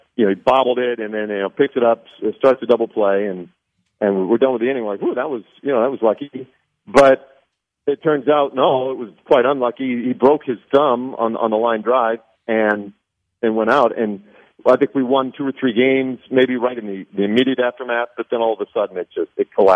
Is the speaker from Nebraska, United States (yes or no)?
yes; Nebraska, United States; I grew up in Nebraska